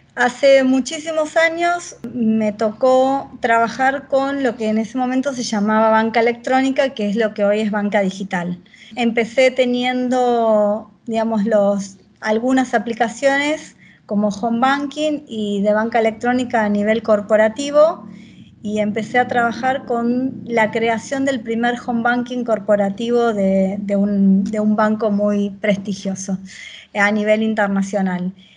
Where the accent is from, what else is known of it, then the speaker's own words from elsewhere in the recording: Victoria, Buenos Aires Province, Argentina; Viví toda la vida en Buenos Aires, soy oriunda de, de, Buenos Aires, vivo en la provincia de Buenos Aires, aunque nací en Capital Federal